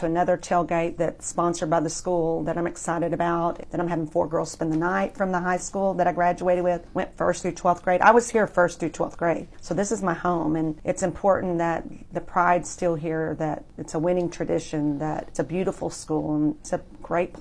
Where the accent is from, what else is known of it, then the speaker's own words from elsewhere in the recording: Austin, Texas, United States; also born or lived in Sweeney, Texas; we came here with him from Sweeney, Texas